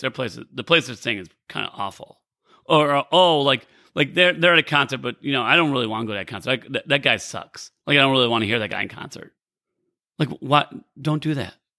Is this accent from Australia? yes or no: no; Rockford, Illinois, United States; also born or lived in Naperville, Illinois; I grew up in Rockford, Illinois. Uh, I live in Naperville now, and I grew up in Rockford, Illinois, about an hour and a half away